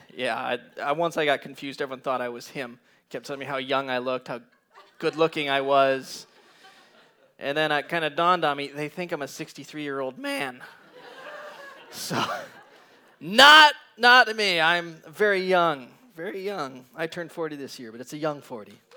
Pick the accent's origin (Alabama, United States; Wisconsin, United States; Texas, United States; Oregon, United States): Wisconsin, United States; Green Bay; I come from Green Bay, Wisconsin